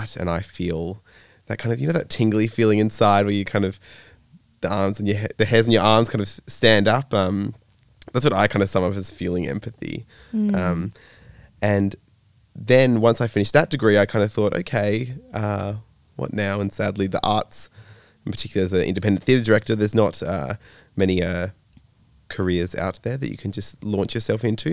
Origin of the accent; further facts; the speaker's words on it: Denmark, Western Australia, Australia; moved away as an adult; now in Perth, Australia; I grew up in Denmark, WA, not Europe